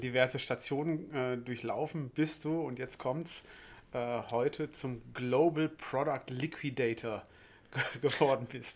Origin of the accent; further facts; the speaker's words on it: West Germany, Germany; ich bin ja Wessi